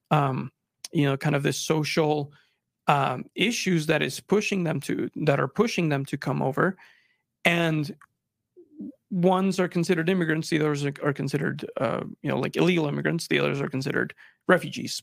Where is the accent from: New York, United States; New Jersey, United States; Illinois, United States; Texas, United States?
Texas, United States; moved away as an adult; also born or lived in Monterrey, Mexico; now in Utah, United States; I moved from Mexico, I was born in Mexico, immigrated to Texas, um, and lived there until I came to school, uh, here in Utah